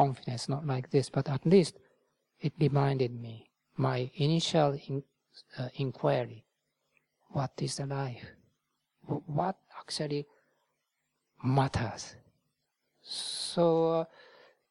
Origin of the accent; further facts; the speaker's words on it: Japan; moved away as an adult; also born or lived in India; now in United Kingdom; Buddhism is not totally foreign to me because I was born in Japan